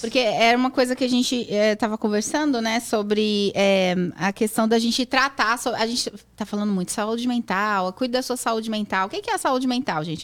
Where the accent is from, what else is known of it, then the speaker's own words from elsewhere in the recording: São Paulo, Brazil; now in United States; sou de Sampa